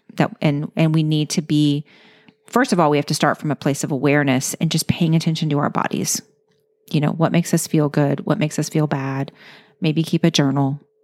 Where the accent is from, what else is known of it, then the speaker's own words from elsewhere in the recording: Louisiana, United States; I'm from Louisiana.